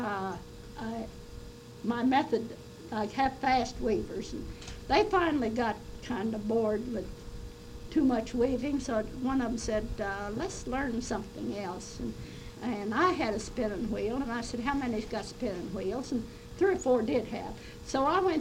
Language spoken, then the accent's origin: English; West Virginia, United States; I was born in May the 1st, 1910, in a little log cabin in the hills of West Virginia.